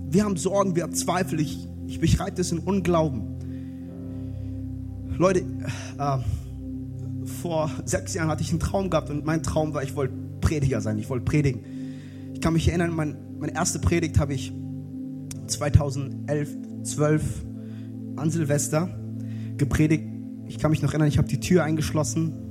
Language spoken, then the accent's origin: German; Frankfurt, Hesse, Germany; ich bin in Frankfurt groß geworden. Und, also in der Nähe von Frankfurt, wir haben eine Kleinstadt, da haben wir einen Wald.